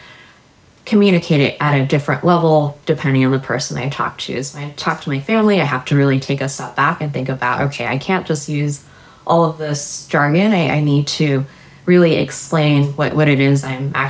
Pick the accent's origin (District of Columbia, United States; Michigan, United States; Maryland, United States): Maryland, United States; I grew up in Maryland